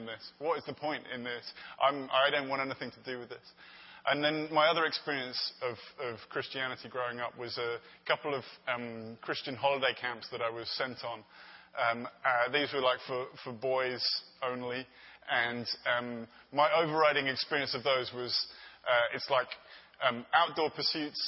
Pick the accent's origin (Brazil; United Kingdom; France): United Kingdom; London; moved away as an adult; now in Los Angeles, United States; I'm from London